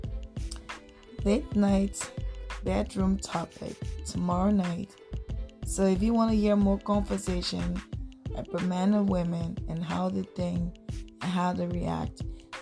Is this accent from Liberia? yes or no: yes; Liberia; now in Canada; Originally, I'm from Liberia, but I do live in Canada.